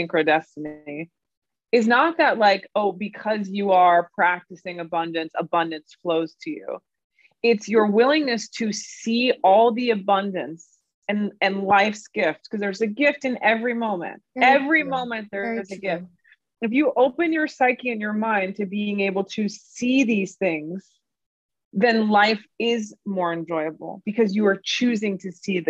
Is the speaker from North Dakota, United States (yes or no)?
no; New York City, New York, United States; as a New Yorker and as a born and raised New Yorker